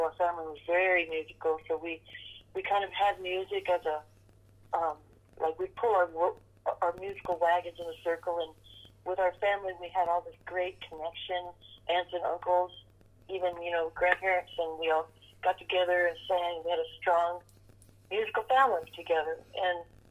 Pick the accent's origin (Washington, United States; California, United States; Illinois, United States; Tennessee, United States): Washington, United States; Seattle; we're all from Seattle